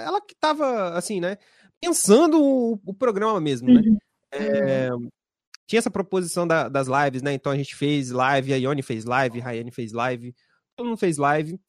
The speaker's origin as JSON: {"language": "Portuguese", "region": "Espírito Santo", "country": "Brazil", "said": "aqui no Espírito Santo, né? Somos do Espírito Santo"}